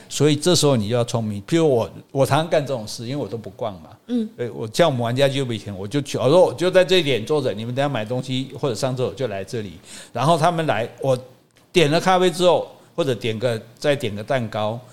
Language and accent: Chinese; Taiwan; 我们台湾人